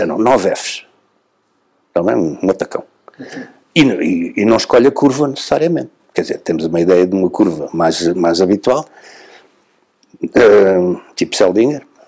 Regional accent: Setúbal, Portugal; de Setúbal, porque é a minha terra

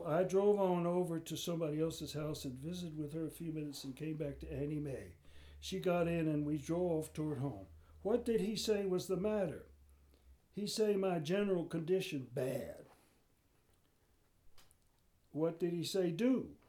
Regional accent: Philadelphia, Pennsylvania, United States; Well, we came here from Philadelphia.

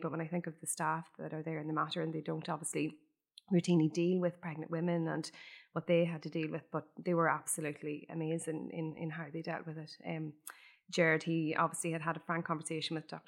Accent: Ireland; every Irish person growing up in Ireland

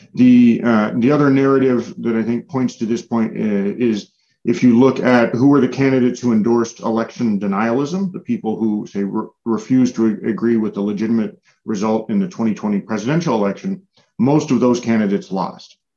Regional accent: United States; as an American

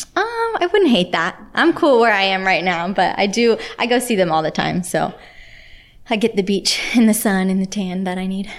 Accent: Richmond, Virginia, United States; also born or lived in Pennsylvania; now in Ocala, Florida, United States; I was born in Richmond, Virginia.

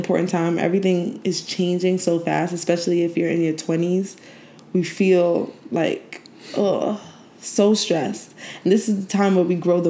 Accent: Brooklyn, New York, United States; also born or lived in Haiti; now in New Jersey, United States; I'm from Brooklyn, Haitian. But I live in New Jersey.

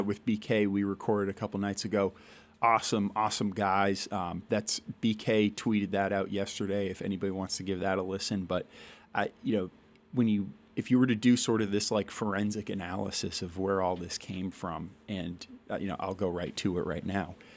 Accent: Shrewsbury, Massachusetts, United States; also born or lived in Worcester, Massachusetts / Providence, Rhode Island / Amherst, Massachusetts; I was born in Worcester, Mass. I grew up in Shrewsbury, Massachusetts, went to high school in Worcester

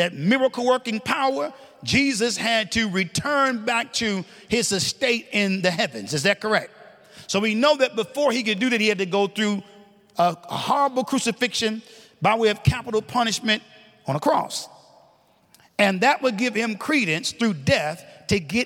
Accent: the North, United States; accent: northern; my northern accent

